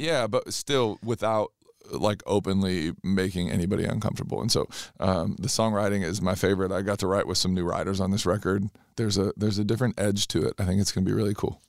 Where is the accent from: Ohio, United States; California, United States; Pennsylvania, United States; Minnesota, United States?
California, United States; Southern; growing up in Southern California